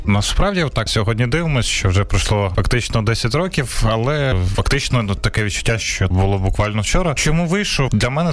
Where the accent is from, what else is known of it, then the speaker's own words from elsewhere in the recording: Kyiv, Ukraine; я киянин